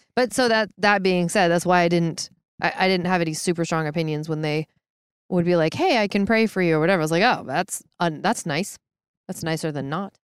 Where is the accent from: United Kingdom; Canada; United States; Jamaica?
United States; Issaquah, Washington; I grew up in Seattle area, south of Seattle in Maple Valley slash Hobart slash Issaquah.